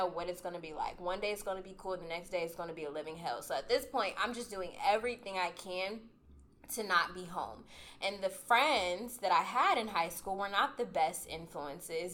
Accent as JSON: {"language": "English", "town": "Columbus", "region": "Ohio", "country": "United States", "said": "I'm from Columbus, and the church was outside of Cincinnati"}